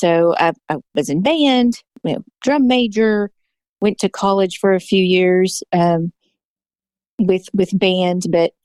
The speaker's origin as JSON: {"language": "English", "region": "East Texas", "country": "United States", "tie": "born or raised there", "also_born_or_lived": "Blevins, Arkansas / Kentucky", "moved": "as an adult", "said": "I actually grew up in Texas from about age 3, East Texas"}